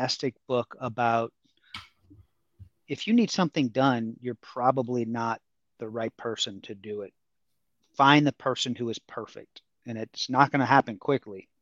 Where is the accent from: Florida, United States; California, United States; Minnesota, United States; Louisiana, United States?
Louisiana, United States; New Orleans; moved away as an adult; I'm from New Orleans.